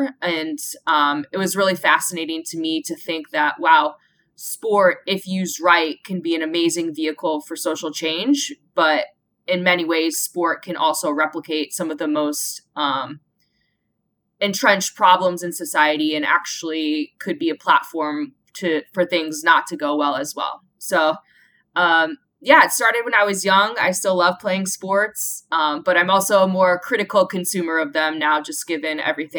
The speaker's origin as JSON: {"language": "English", "region": "Iowa", "country": "United States", "tie": "born or raised there", "said": "So I grew up in Iowa in the mid-90s, and I just loved being outside with my brother and all the neighborhood kids."}